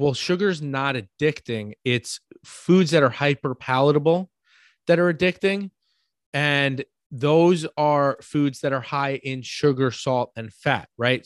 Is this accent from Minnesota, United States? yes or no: no; New York, United States; accent: New York; my New York accent